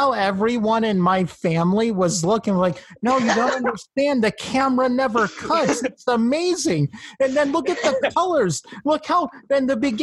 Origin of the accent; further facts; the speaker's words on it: United States; I'm a stupid American